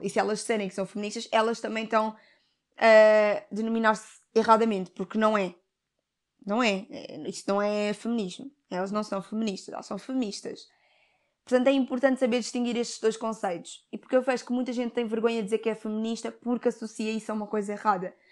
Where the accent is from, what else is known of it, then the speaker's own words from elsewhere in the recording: Portugal; eu tenho ascendência africana, os meus pais são africanos, mas eu nasci em Portugal